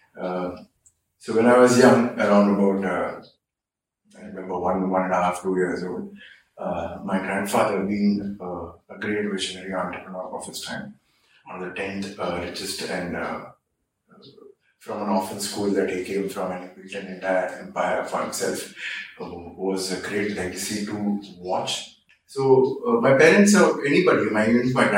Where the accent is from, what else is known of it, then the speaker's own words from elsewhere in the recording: Mumbai, Maharashtra, India; So, I was born in Bombay, then called Bombay, of course, now it's Mumbai. I was born in 1976, and I grew up in an age where communities and people grew up with each other.